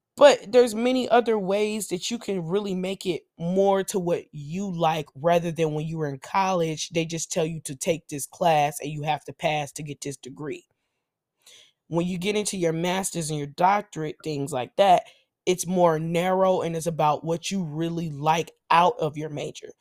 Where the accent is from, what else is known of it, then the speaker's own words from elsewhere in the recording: Nashville, Tennessee, United States; I'm from Nashville